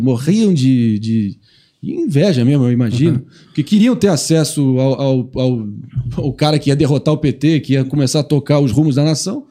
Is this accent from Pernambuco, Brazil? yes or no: no; Rio de Janeiro, Brazil; eu sou do Rio, sou carioca